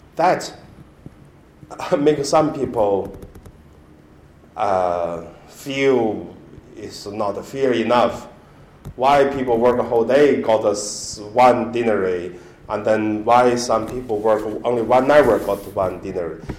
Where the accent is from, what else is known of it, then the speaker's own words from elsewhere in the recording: Hebei, China; English is a second language; moved away; my hometown in Hebei province